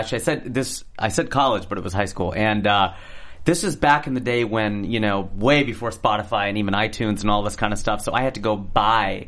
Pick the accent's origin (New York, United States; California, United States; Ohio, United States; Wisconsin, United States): Ohio, United States; Cincinnati; my hometown of Cincinnati